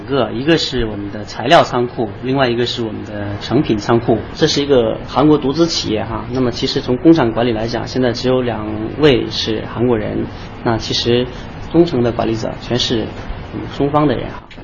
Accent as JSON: {"language": "Chinese", "country": "China", "said": "我是中国人啊，但是我是朝鲜族"}